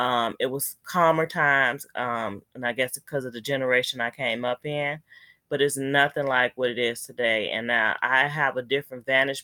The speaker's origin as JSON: {"language": "English", "town": "Chicago", "region": "Illinois", "country": "United States", "tie": "born or raised there", "said": "We grew up in mostly on the west side of Chicago. I spent a great deal of my life on the west side. And then we eventually moved to 15th and Wabash, which is near Dearborn Park, the South Loop."}